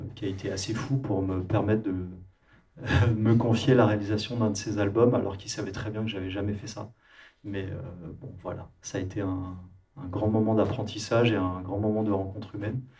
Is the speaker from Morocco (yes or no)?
no; France; Désolé pour mon accent anglais, mais je suis français